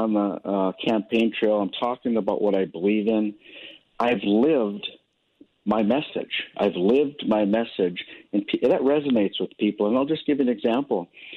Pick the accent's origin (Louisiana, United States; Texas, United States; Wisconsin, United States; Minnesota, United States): Minnesota, United States; Duluth; also born or lived in Hermantown, Minnesota; I was born and raised in Duluth, Minnesota with my five brothers.